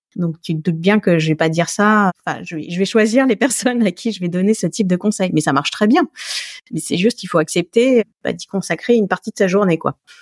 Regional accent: Alsace, Grand Est, France; je suis alsacienne

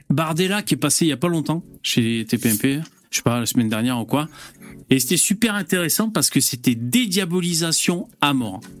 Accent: Lille, Hauts-de-France, France; moi, je suis lillois, en fait.

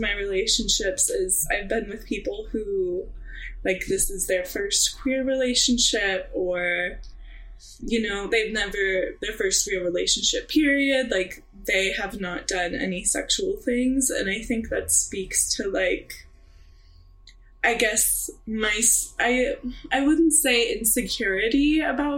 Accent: Missouri, United States; now in Oregon, United States; a young like queer little girl in Missouri

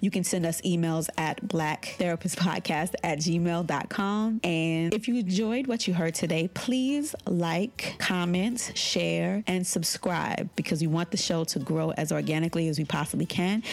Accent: New York City, New York, United States; I grew up in Bed-Stuy in the 80s and 90s.

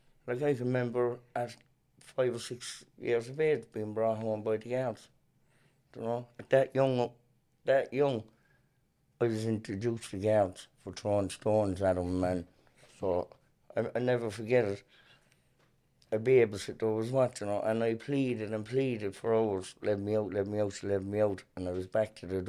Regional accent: Kilcullen, Leinster, Ireland; Yeah, we grew up in Alcullen, you know, obviously myself in the same household, and, you know, times were tough back when we were young, in the 80s and early 90s

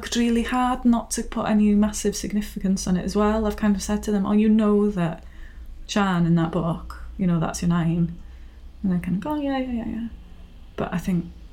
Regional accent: Rhiwlas, Wales, United Kingdom; moved away as an adult; now in Tywyn, United Kingdom; I'm from Rhiwlas, a village not far from Bethesda, but I moved to Tywyn in Meirionnydd.

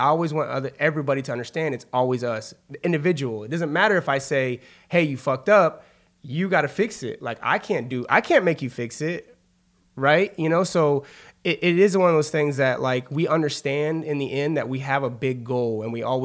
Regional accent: Wichita, Kansas, United States; moved away; also born or lived in Manhattan, Kansas; I'm originally from Wichita, Kansas

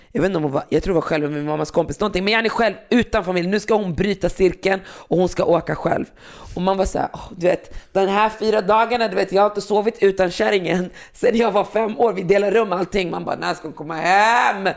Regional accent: Västerås, Västmanland, Sweden; när jag växte upp på, i Västerås

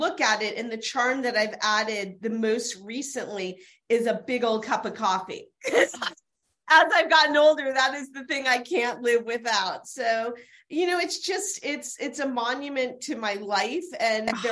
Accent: Louisville, Kentucky, United States; I'm from Louisville, Kentucky

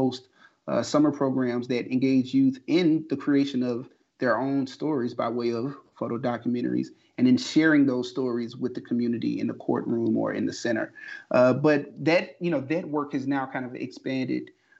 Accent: Sumner, Mississippi, United States; born and raised in Tallahatchie County, about a mile or so outside of Sumner, Mississippi.

